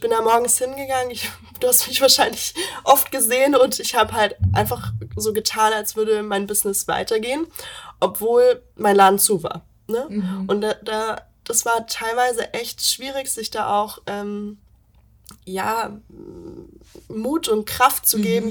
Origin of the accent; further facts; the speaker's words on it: Meersburg, Baden-Württemberg, Germany; moved away as an adult; now in Stuttgart, Germany; ich komme ursprünglich vom Bodensee, aus Meersburg